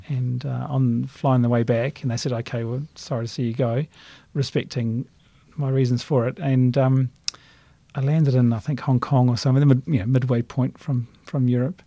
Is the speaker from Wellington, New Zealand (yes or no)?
no; Christchurch, Canterbury, New Zealand; moved away as an adult; as a kid growing up in Christchurch